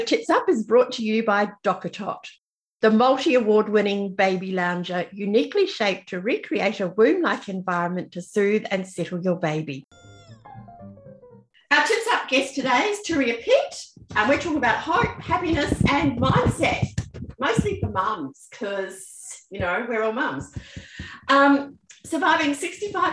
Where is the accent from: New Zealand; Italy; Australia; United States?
New Zealand; I grew up in New Zealand where everyone starts school on their own fifth birthday